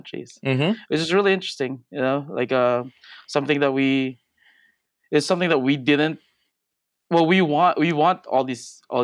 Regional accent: Philippines; now in San Francisco, United States; I grew up in the Philippines. I'm an immigrant here

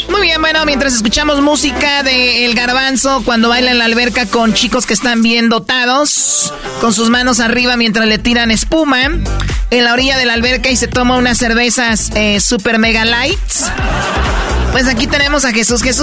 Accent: Mexico

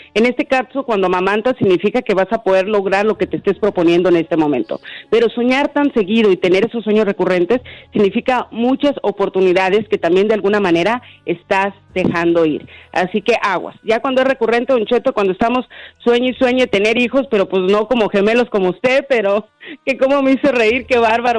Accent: Honduras; now in Nashville, United States; yo soy de Honduras

